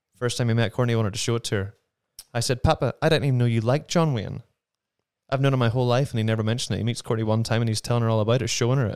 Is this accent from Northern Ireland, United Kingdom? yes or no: yes; Ballymena, Northern Ireland, United Kingdom; moved away as an adult; also born or lived in London; now in New Mexico, United States; I, um, did all of my growing up in Ballymena, my hometown